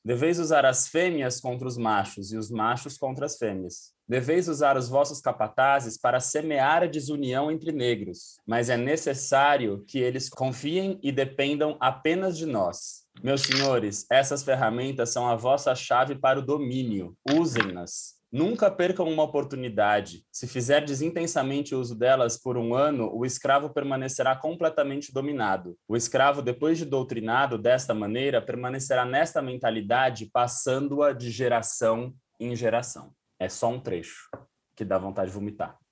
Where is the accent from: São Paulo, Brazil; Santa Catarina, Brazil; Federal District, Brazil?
São Paulo, Brazil; fui criado em São Paulo